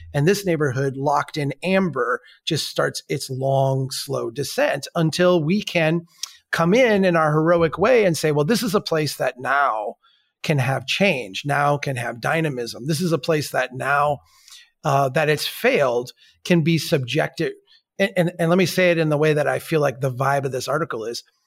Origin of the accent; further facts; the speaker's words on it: Minnesota, United States; I'm from Minnesota